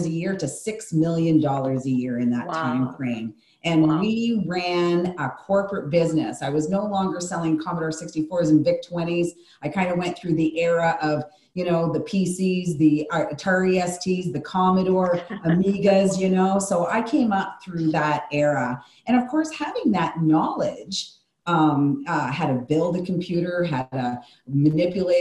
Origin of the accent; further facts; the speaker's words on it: the Maritimes, Canada; also born or lived in Calgary, Alberta; Once I got back east, because I grew up in Calgary, Alberta, for my middle school years. But once I came home, I said that I would never leave again. The Maritimes is my blood.